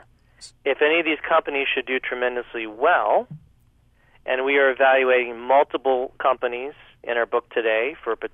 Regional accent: United States; I'm an American

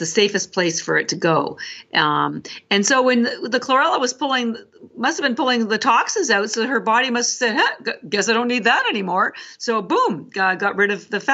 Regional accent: Canada; because I'm Canadian

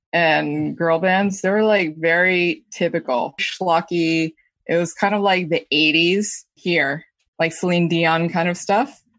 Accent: New York, United States; Me and my brother grew up in the tri-state area

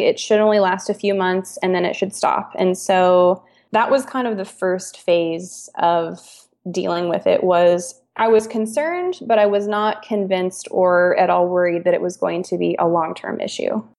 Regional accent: Kansas, United States; moved away as an adult; now in Portland, United States; we're from Kansas

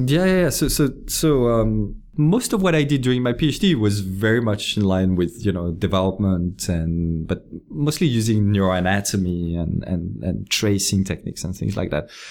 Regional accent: Lyon, Auvergne-Rhône-Alpes, France; moved away as an adult; also born or lived in French Alps; I grew up in France, in, uh, in a city called Lyon

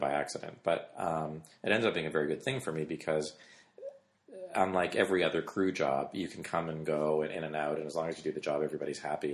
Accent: Canada; I grew up in Canada

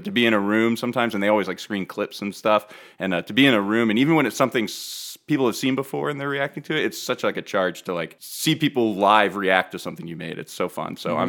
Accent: outside of Philadelphia, Pennsylvania, United States; I grew up outside of Philly

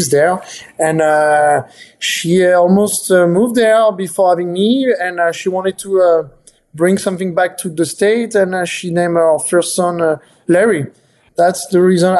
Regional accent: France; moved away as an adult; now in United States; I was born in France, but now I'm dual citizen. I'm also American

